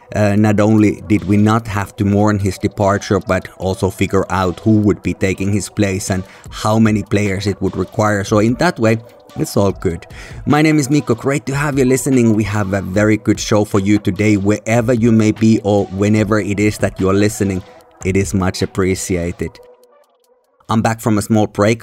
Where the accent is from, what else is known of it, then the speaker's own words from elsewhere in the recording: Helsinki, Uusimaa, Finland; where I'm recording here in my hometown, Helsinki